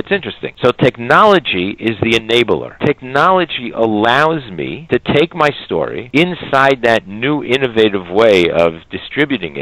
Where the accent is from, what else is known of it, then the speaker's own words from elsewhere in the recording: United States; moved away as an adult; also born or lived in Israel; growing up in America and going to you know, day schools, yeshivot